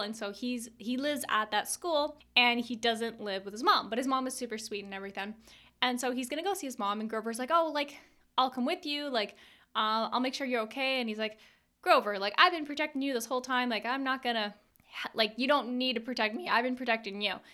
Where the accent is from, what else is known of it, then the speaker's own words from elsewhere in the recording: Canada; I'm Canadian